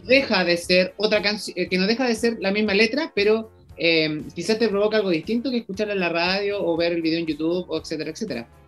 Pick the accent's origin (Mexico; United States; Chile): Chile; los chilenos vamos